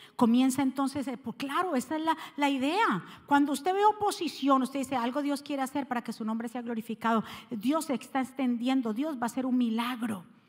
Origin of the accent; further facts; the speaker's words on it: Cali, Valle del Cauca, Colombia; moved away; como decimos los caleños